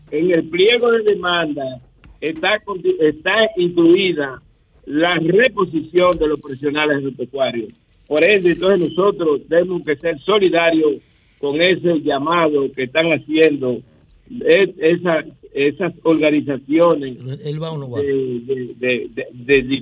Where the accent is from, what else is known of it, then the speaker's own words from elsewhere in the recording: Dominican Republic; Y nosotros como República Dominicana aquí estamos en capacidad de producir eh, nuestros alimentos